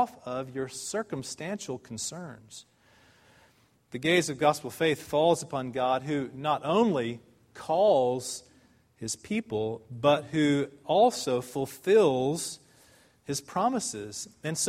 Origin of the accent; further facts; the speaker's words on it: United States; now in Dallas, United States; as Americans